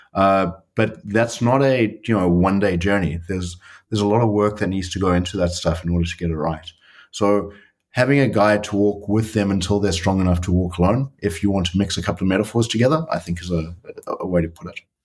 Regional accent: South Africa; moved away as an adult; now in Netherlands; I'm a South African. I've been in the Netherlands and with Booking.com for the last uh, three years

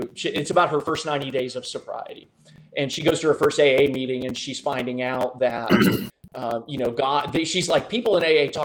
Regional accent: Midwest, United States; I'm your average middle-aged Midwestern middle-income white dude

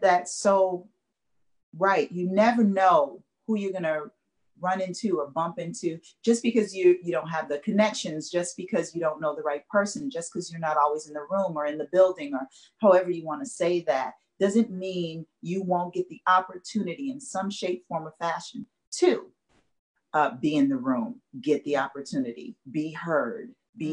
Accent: Chicago, Illinois, United States; moved away as an adult; now in Los Angeles, United States; I'm from Chicago, born and raised, the west side of Chicago.

